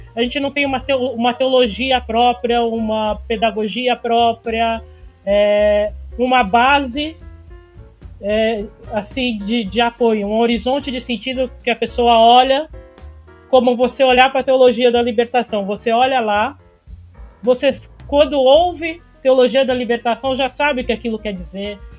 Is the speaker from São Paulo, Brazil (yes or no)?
yes; São Paulo, Brazil; de São Paulo